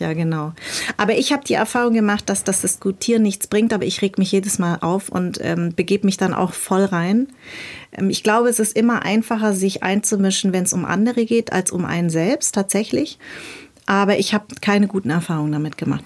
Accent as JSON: {"language": "German", "town": "Munich", "region": "Bavaria", "country": "Germany", "tie": "born or raised there", "also_born_or_lived": "Darmstadt", "moved": "as an adult", "lives_now": "Berlin, Germany", "said": "ich bin in München groß geworden, also äh, ab, ab, ab, ab als ich zehn war"}